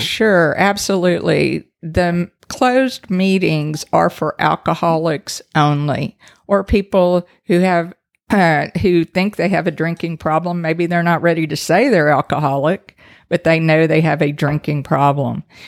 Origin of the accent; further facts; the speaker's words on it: Brenham, Texas, United States; accent: Texas; also born or lived in Allen, Texas; I grew up in the home of the three Bs